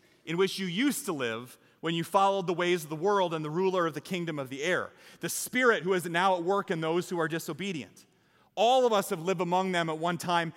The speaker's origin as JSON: {"language": "English", "region": "Iowa", "country": "United States", "said": "I'm from Iowa."}